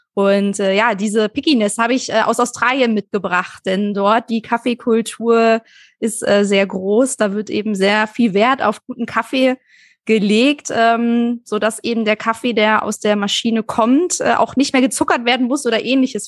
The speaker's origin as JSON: {"language": "German", "town": "Kirchhorst", "region": "Lower Saxony", "country": "Germany", "tie": "born or raised there", "said": "Äh, bei Hannover, äh, Kirchhorst äh, heißt das Dorf, ist so ähm, 25 Minuten mit dem Auto aus Hannover raus."}